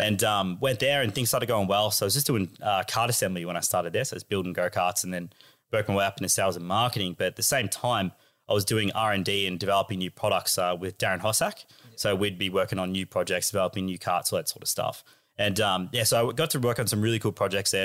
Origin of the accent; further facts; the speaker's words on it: Australia; as a Aussie kid